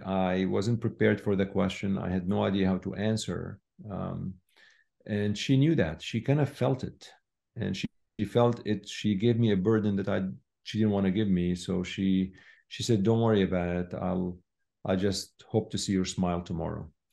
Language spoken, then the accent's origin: English; Syria; moved away as an adult; I was born in Syria